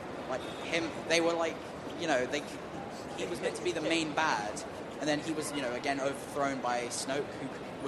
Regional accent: London, United Kingdom

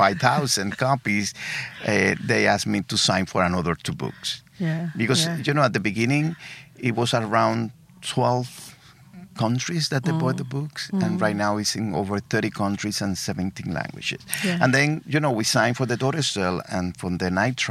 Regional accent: Havana, Cuba; born or raised there; English is a second language; also born or lived in Guantanamo, Cuba; now in United States

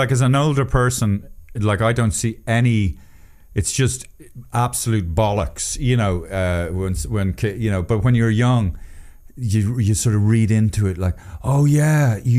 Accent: Poland; English is a second language; Oh, who am I? I'm just from Poland.

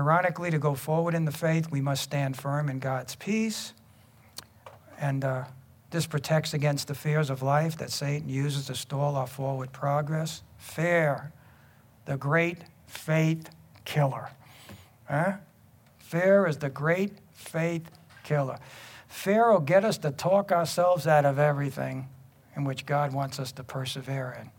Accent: New York City, New York, United States; growing up in Brooklyn

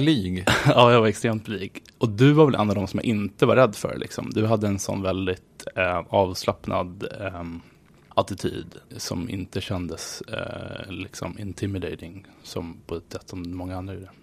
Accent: Nacka, Stockholm County, Sweden; moved away as an adult; now in New York, United States; Jag var uppvuxen i förorten

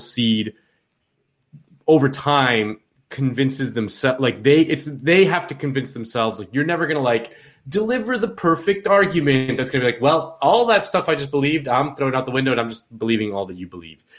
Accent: Miami, Florida, United States; I'm from Miami

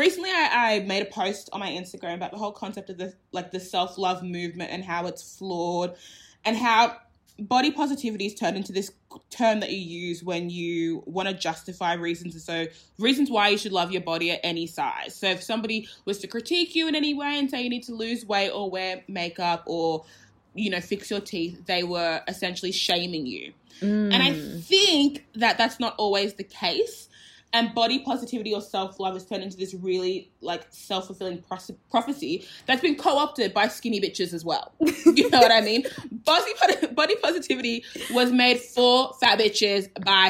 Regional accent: Australia; I was born in Australia

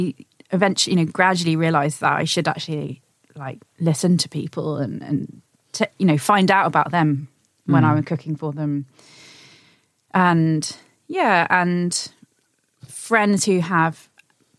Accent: Suffolk, East of England, United Kingdom; now in London, United Kingdom; I grew up in a rural area

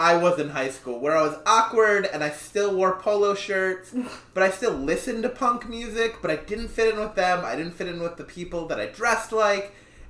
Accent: Phoenix, Arizona, United States; also born or lived in Minnesota; now in Los Angeles, United States; I grew up in Phoenix.

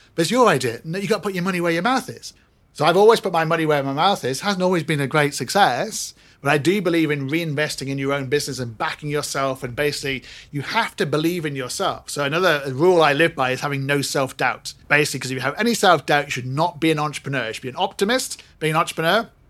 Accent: Singapore; I'm Singaporean

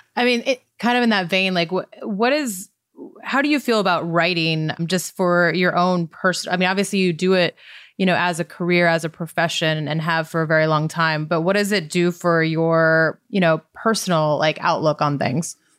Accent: Montana, United States; moved away as an adult; now in San Diego, United States; I grew up in Montana, and so when I moved to San Diego, at, you know, age 22

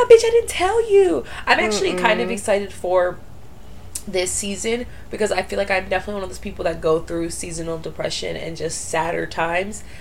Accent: Florida, United States; now in Los Angeles, United States; I'm from Florida

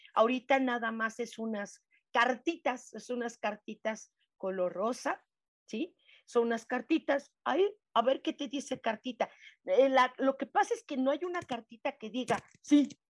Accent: Mexico; como decimos mexicanos

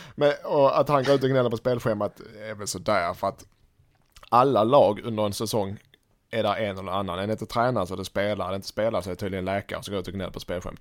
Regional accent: Sweden; Som svensk

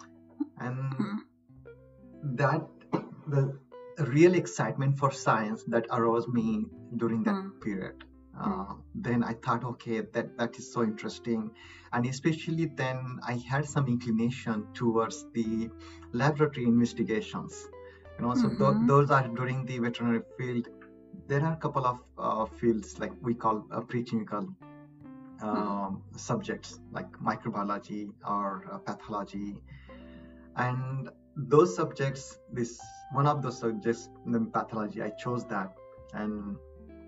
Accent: Maharashtra, India; moved away as an adult; also born or lived in Mumbai / Gujarat / Pennsylvania, United States; now in United States; I'm from India. I'm state of Maharashtra

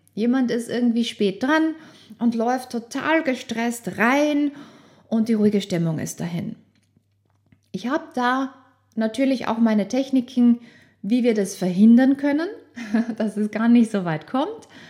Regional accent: Austria; ich bin aufgewachsen in Österreich

